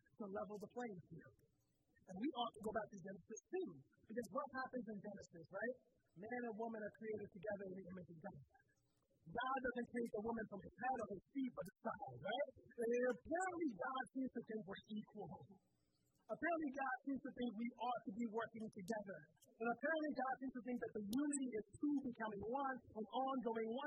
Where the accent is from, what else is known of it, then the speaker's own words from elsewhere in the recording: Southwest Florida, United States; I grew up in Southwest Florida